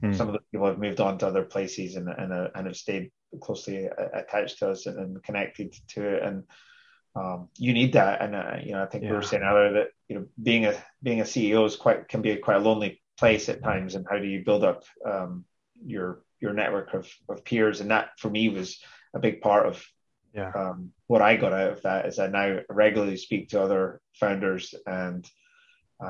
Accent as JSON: {"language": "English", "region": "Scotland", "country": "United Kingdom", "said": "I'm very Scottish"}